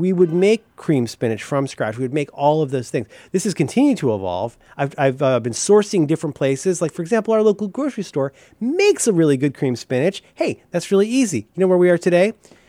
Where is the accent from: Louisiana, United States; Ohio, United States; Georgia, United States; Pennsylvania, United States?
Ohio, United States; I'm American. I'm from Ohio.